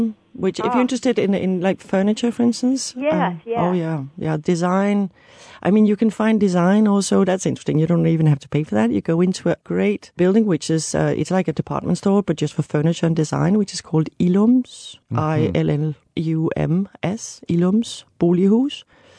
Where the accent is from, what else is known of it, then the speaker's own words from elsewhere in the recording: Copenhagen, Capital Region of Denmark, Denmark; I'm from Copenhagen